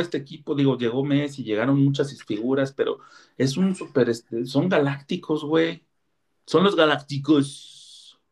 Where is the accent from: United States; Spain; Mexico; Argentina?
Mexico; como mexicano